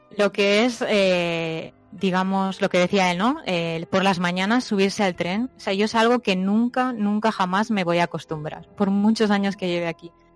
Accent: Spain; now in Japan; cuando vivía en España

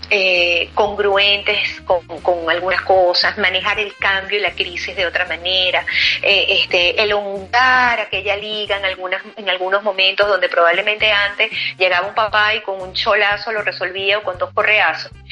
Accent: Venezuela; now in Spain; lo que es bueno para mí, que vengo de Venezuela, cuando llego aquí a España me consigo que aquí no es tan bueno.

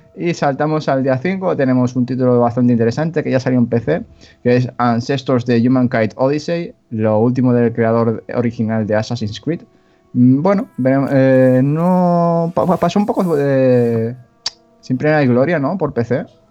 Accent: Catalonia, Spain; soy catalán

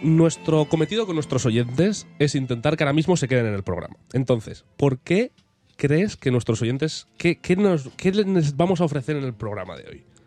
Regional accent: Spain; moved away as an adult; yo me fui de España con 18 años

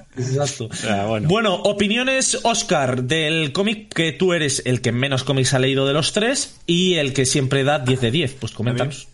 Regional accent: Burgos, Castile and León, Spain; somos de Burgos

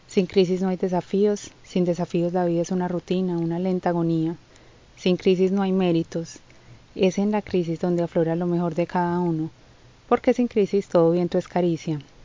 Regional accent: Colombia; como decimos en mi país, guadua

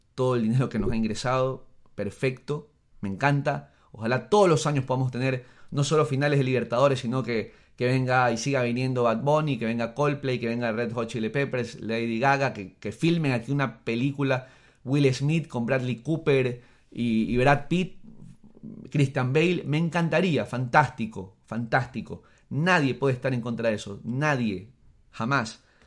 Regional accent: Ecuador; soy ecuatoriano y eso no va a cambiar aunque me vaya a vivir mañana a Siberia y saque la nacionalidad rusa. No va a cambiar, sigo siendo ecuatoriano y el hecho de que yo nací aquí no va a cambiar jamás.

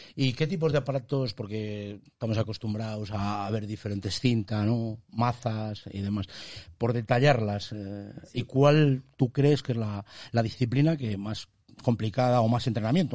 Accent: Tudela de Duero, Castile and León, Spain; yo tiro para mi pueblo, ha venido de Tudela de Duero

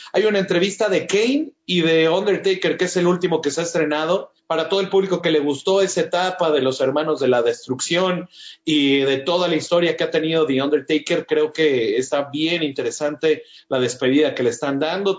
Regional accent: Mexico; muchos mexicanos nos sentíamos orgullosos

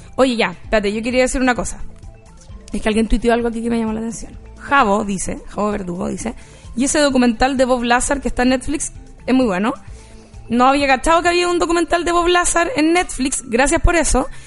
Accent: Rancagua, O'Higgins, Chile; yo cuando era chica en Rancagua

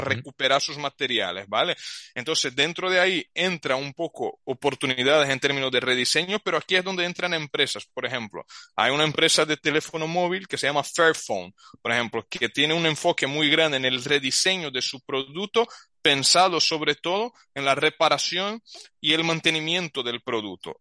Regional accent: Brazil; Spanish is a second language; now in Spain; Yo soy brasileño, pero llevo tiempo viviendo aquí.

